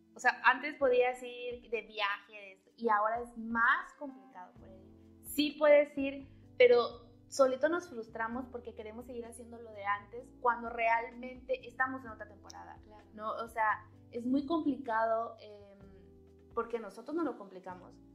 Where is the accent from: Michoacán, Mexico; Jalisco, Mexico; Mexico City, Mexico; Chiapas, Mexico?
Chiapas, Mexico; now in Matamoros, Mexico; yo soy de Chiapas, entonces es como que atravesé todo el país para venirme a Matamoros